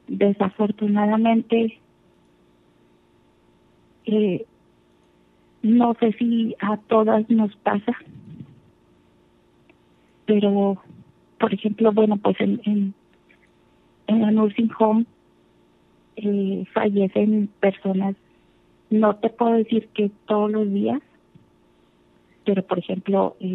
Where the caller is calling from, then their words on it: Texas, United States; Vivo en Texas.